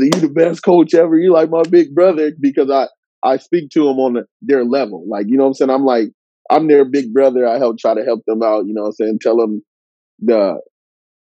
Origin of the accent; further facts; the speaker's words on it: Waterloo, Iowa, United States; moved away as an adult; now in California, United States; I'm from Iowa, bro. Like, born and raised